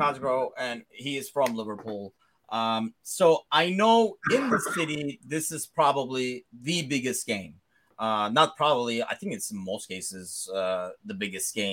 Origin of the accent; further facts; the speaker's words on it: Istanbul, Turkey; moved away; growing up in Istanbul